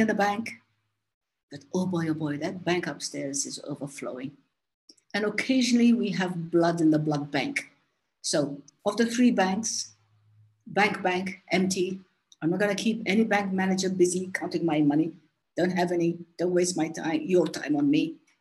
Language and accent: English; Somaliland, Somalia; moved away as an adult; brought me back to my country, Somaliland, uh, when I retired from the UN in 1997